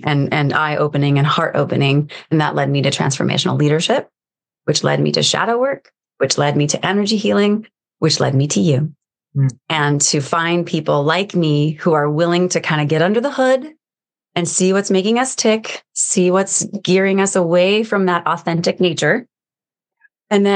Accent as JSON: {"language": "English", "country": "United States", "said": "I'm American"}